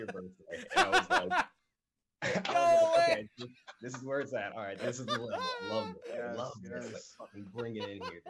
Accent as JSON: {"language": "English", "region": "Midwest", "country": "United States", "lives_now": "Texas, United States", "said": "So I came from the Midwest and now I'm in Texas"}